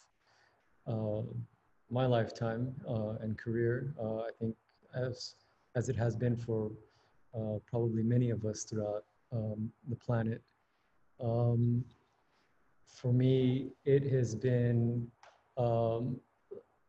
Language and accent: English; San Antonio, Texas, United States; moved away as an adult; also born or lived in Houston, Texas; now in New Haven, United States; I am a Texas native. Born and raised in San Antonio, Texas, was living in Houston for the past 3 or 4 years